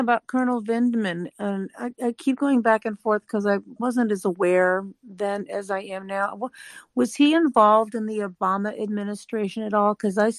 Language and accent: English; United States; as an American.